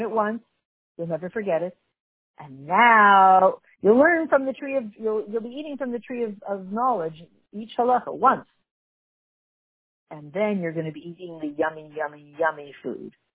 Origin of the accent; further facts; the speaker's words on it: Canada; accent: Canadian; my Canadian accent